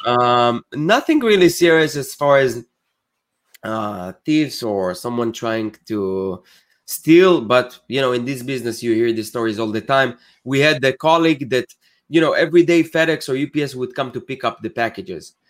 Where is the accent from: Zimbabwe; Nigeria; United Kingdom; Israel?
Israel; moved away as an adult; also born or lived in New Jersey; now in United States; I'm originally from Israel. I moved to the States eight years ago.